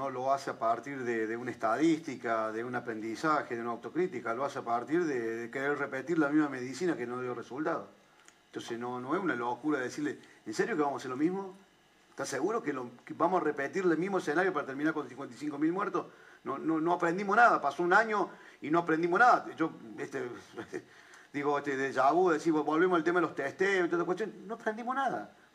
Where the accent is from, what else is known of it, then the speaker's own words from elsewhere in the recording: Córdoba, Argentina; Yo vengo de la provincia de Córdoba